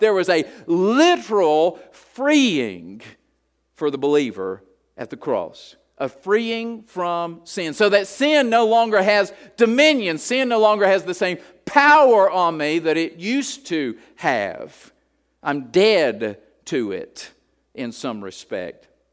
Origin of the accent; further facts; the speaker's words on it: Appalachia, United States; I'm a hillbilly from Appalachia, and we like the word reckon